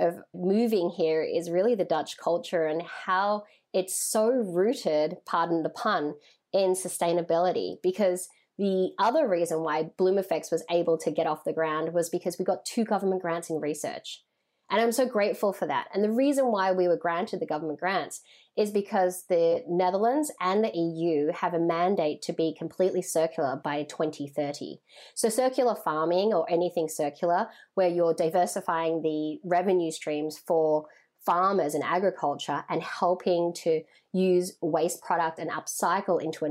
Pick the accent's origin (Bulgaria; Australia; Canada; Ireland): Australia; moved away as an adult; now in New York, United States; I'm Chinese Vietnamese, born and raised in Australia, and I moved to New York to pursue my passion in beauty